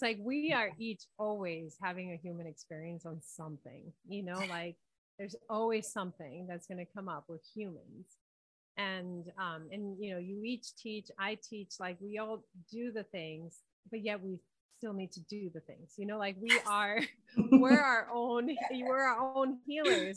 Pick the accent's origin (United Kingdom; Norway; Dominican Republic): Dominican Republic; I'm from Quisqueya, which is known as the Dominican Republic.